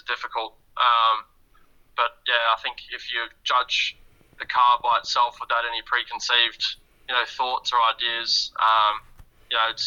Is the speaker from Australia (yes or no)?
yes; Perth, Western Australia, Australia; moved away; Going home to my, my hometown, and as you would say, being born and raised in Perth, Western Australia